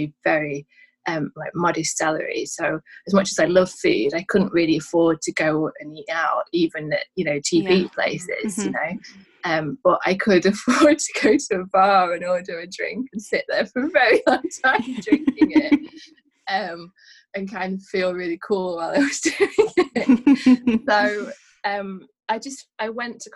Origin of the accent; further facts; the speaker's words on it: Manchester, North West England, United Kingdom; now in London, United Kingdom; I'm from Manchester originally, and moving down to London